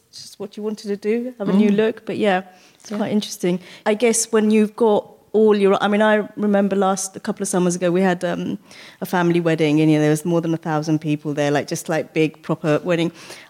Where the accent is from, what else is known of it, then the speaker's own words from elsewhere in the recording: United Kingdom; being a professional South Asian British woman.